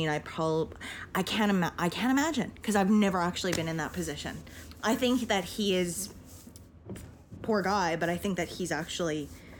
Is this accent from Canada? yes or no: yes; Interlake, Manitoba, Canada; I'm from the Interlake, too.